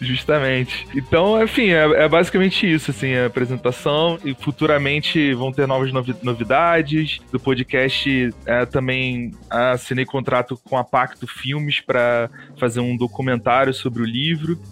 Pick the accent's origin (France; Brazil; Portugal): Brazil; Rio de Janeiro; moved away as an adult; now in Caruaru, Brazil; Estou morando em Caruaru atualmente, mas sou carioca